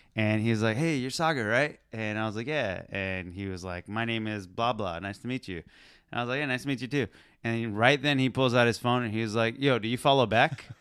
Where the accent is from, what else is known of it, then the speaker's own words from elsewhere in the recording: Pakistan; I'm Pakistani